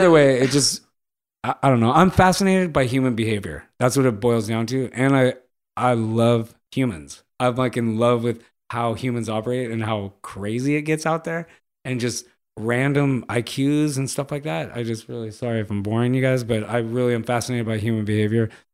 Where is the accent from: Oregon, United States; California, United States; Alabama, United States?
California, United States; Los Angeles; I grew up in Los Angeles, m, the eighties